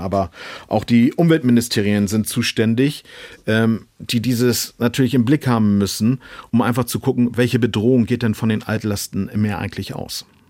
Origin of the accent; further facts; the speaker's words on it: Kiel, Schleswig-Holstein, Germany; ich bin ja Kieler